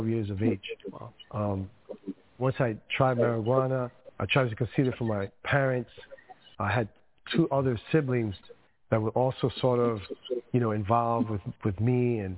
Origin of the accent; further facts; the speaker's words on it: New York City, New York, United States; first language Spanish; English is a second language; also born or lived in Dominican Republic; I was raised in Queens, New York. My parents are from the Dominican Republic.